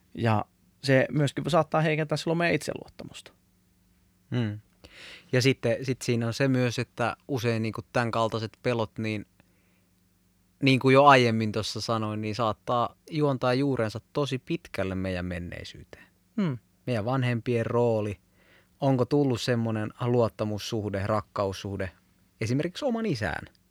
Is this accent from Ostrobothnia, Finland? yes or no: yes; Ostrobothnia, Finland; moved away; also born or lived in Southern Finland (Helsinki); kun muutin Pohjanmaalta Etelä-Suomeen